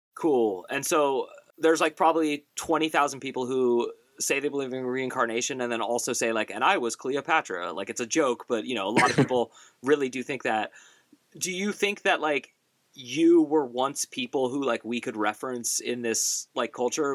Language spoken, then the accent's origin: English; Bay Area, California, United States; moved away as an adult; also born or lived in Pittsburgh; growing up in the Bay Area